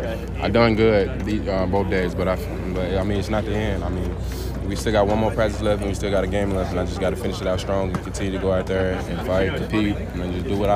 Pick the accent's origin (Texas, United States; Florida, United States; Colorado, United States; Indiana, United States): Texas, United States; I never really just left my hometown or left Texas unless I was just going to play.